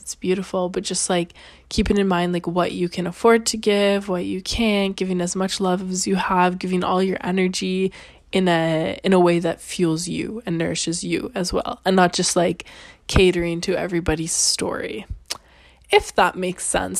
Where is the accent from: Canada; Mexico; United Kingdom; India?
Canada; now in Italy; I'm Canadian.